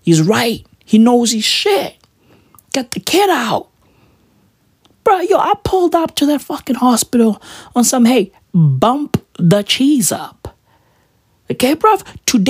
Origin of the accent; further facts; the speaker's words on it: Johannesburg, Gauteng, South Africa; I'm from Johannesburg. I'm from Gauteng